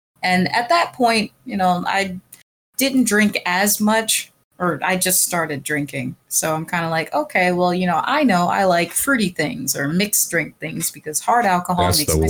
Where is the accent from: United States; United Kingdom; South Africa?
United States; Pennsylvania